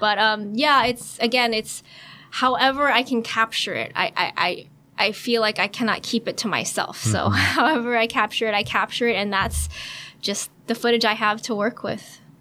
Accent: San Francisco, California, United States; I grew up in California. Mm-hmm. And uh, San Francisco

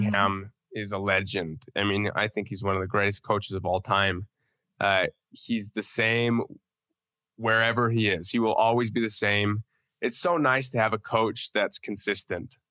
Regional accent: Utah, United States; I'm from Utah

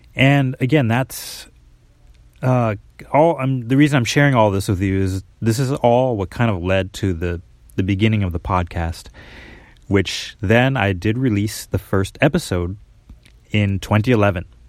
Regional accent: Minneapolis, Minnesota, United States; moved away as an adult; now in Japan; I'm from Minnesota, Minneapolis, uh, Minnesota originally

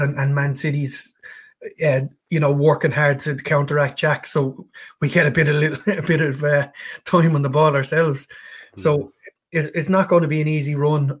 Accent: Ireland; being being an Irishman

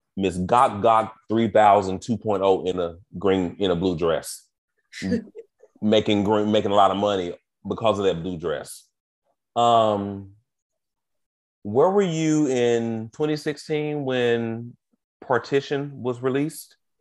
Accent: United States; me as an American gay man

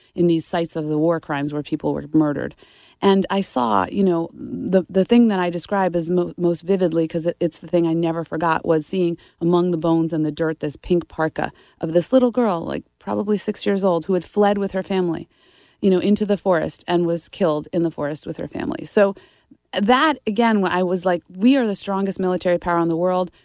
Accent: Nita Lowey's district, New York, United States; my hometown representative, Nita Lowy

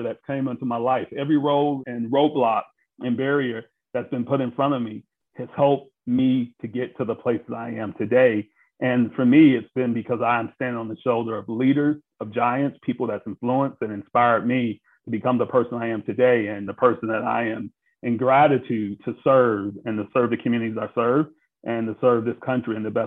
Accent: Brunswick, Georgia, United States; I'm from Brunswick, Georgia

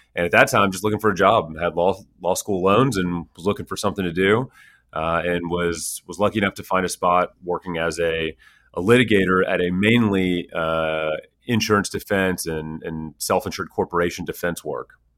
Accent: Houston, Texas, United States; I grew up in Houston, Texas

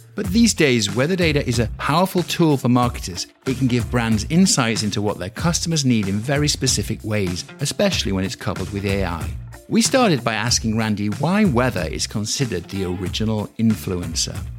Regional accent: York, Yorkshire and the Humber, United Kingdom; From the northeast of England, York

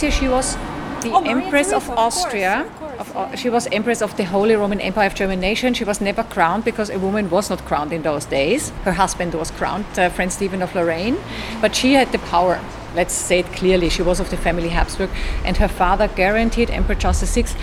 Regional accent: Estonia; English is a second language; I'm from Estonia, Russia.

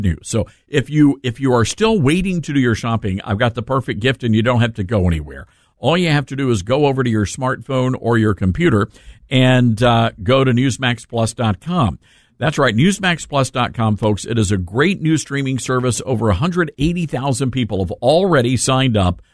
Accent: Memphis, Tennessee, United States; Memphis, Tennessee, my hometown

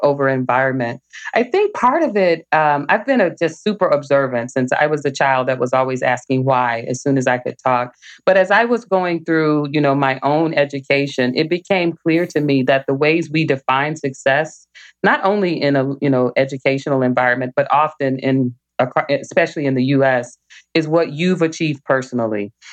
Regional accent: Little Rock, Arkansas, United States; now in Michigan, United States; I grew up in Little Rock, Arkansas, and every summer I begged my parents for us to move somewhere else.

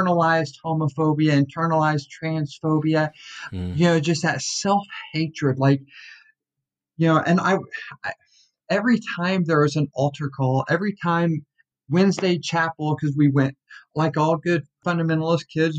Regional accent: Tyler, Texas, United States; I was born in Tyler, Texas, and was just kind of brought up in the IFB world

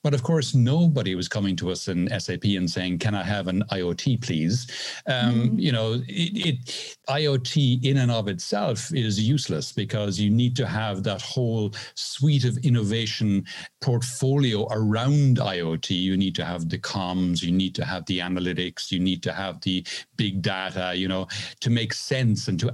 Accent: Ireland; now in Seville, Spain; I am originally Irish, now living in the south of Spain, just outside Seville

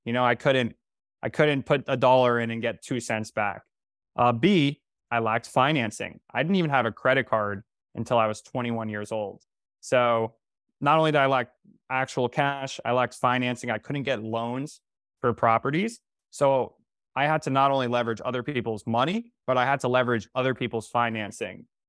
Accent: North Carolina, United States; moved away as an adult; now in New York City, United States; I'm from North Carolina

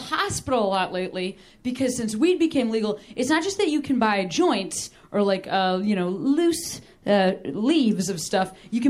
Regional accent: Midwest, United States; I'm from the Midwest

